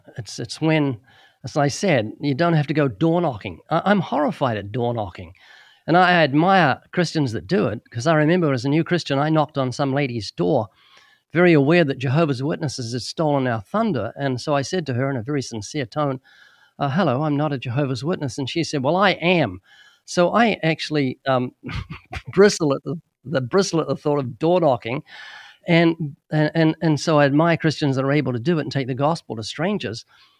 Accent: New Zealand; moved away as an adult; now in United States; When we came to the U.S. in 1989, we came from New Zealand, which is a fairly isolated country.

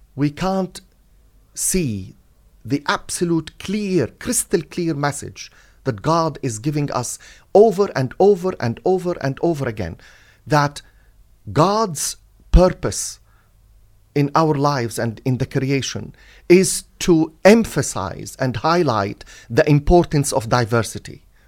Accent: Latakia, Latakia Governorate, Syria; also born or lived in Beirut, Lebanon; now in United Kingdom; the Presbyterian Church in my hometown in Syria, Latakia, which is a seaport on the Mediterranean Sea

